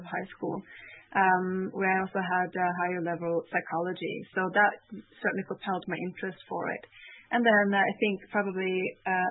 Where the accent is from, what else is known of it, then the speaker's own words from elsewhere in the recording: Norway; moved away; also born or lived in Canada; I would come to Norway, which is my home country, for summer vacation